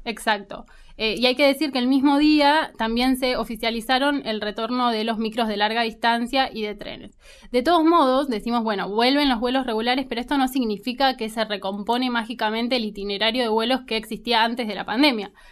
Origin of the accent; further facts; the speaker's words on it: Argentina; uno como argentino